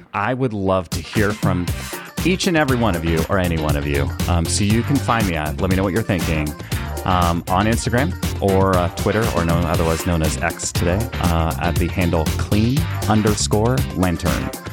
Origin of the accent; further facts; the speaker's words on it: Canada; I was born and raised in Canada